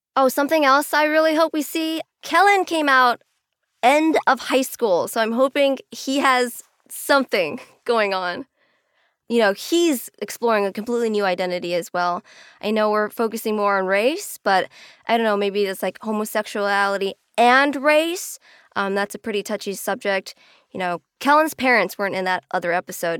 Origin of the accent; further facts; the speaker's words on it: SoCal, California, United States; growing up in SoCal